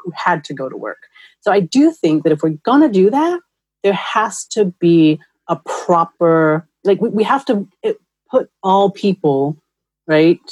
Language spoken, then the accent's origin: English; New York, United States; now in Los Angeles, United States; I'm from New York where we have an actual transportation system